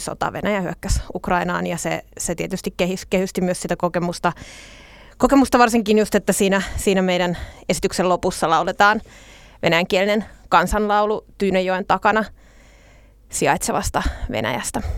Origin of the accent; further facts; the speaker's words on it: Nastola, Päijät-Häme, Finland; nastolalaisena on itse syntynyt Nastolassa